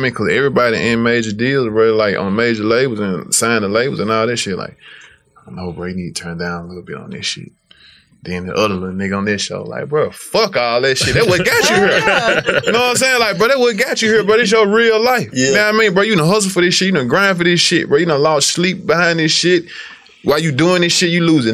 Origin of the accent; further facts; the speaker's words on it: Memphis, Tennessee, United States; I'm from South Memphis, but the mound 5 minutes away from my hood